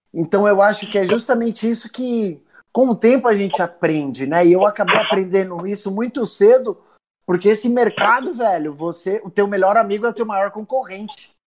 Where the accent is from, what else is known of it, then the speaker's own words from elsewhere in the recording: São Paulo, Brazil; eu sou daqui do Capão